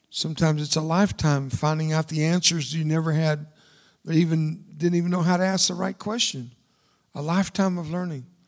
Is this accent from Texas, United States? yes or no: yes; Fort Worth, Texas, United States; first language Spanish; English is a second language; moved away; I'm from Fort Worth, Texas, and I'm from there more than I am there